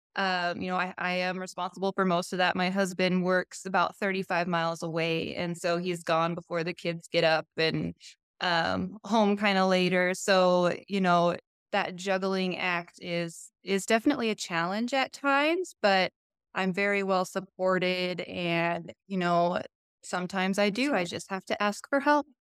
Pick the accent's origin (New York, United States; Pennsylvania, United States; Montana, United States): Montana, United States; after graduation, um, came home to my hometown and kind of stepped into a management role